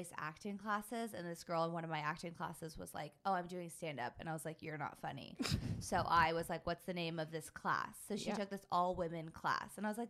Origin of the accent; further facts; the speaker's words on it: Pasadena, California, United States; I'm from here. I was born in Pasadena.